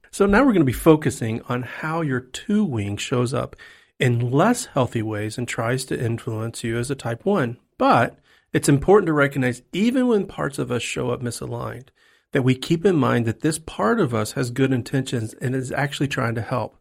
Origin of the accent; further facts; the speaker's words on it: Texas, United States; now in Tennessee, United States; I'm a Texan